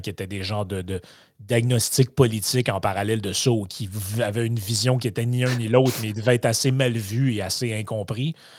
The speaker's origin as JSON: {"language": "French", "region": "Quebec", "country": "Canada", "said": "en tant que Québécois"}